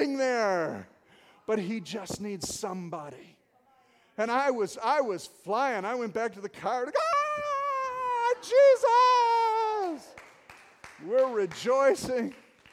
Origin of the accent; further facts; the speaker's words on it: Detroit, Michigan, United States; I'm from Detroit. God sent me from Detroit